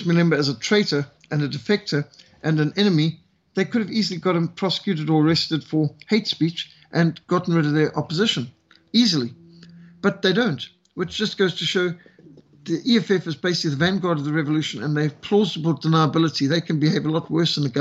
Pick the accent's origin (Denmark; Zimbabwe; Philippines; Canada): Zimbabwe; now in South Africa; as a white South African who was brought up in Rhodesia, I was raised in Rhodesia